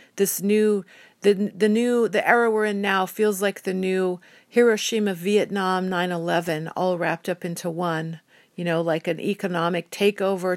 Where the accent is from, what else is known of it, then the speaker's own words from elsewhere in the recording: United States; I'm an American citizen